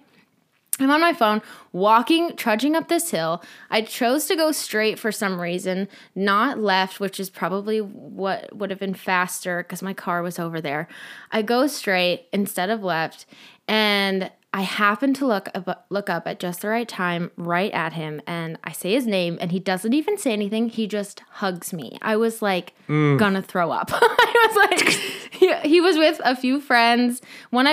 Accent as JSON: {"language": "English", "region": "Montana", "country": "United States", "tie": "born or raised there", "moved": "yes", "lives_now": "Los Angeles, United States", "said": "Growing up in Montana"}